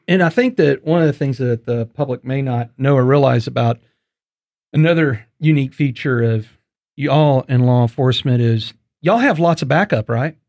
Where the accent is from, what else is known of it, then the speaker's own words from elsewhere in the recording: East Texas, United States; I grew up in the country, and I grew up hunting in East Texas